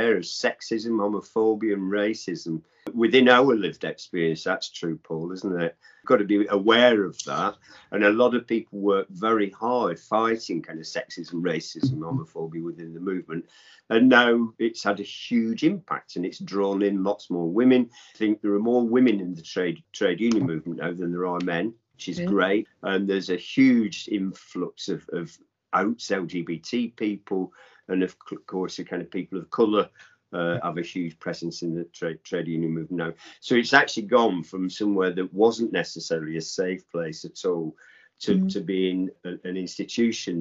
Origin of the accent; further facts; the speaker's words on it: Accrington, North West England, United Kingdom; moved away; also born or lived in London; There was a pit in my hometown when I was a little boy